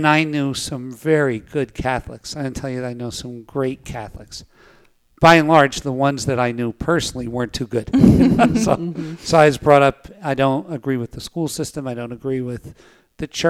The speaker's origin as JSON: {"language": "English", "town": "Scranton", "region": "Pennsylvania", "country": "United States", "tie": "born or raised there", "said": "I was born in Scranton, Pennsylvania, and I was born in a pretty violent upbringing"}